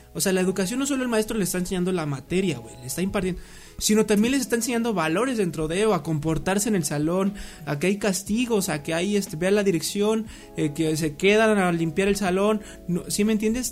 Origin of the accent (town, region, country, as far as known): Mexico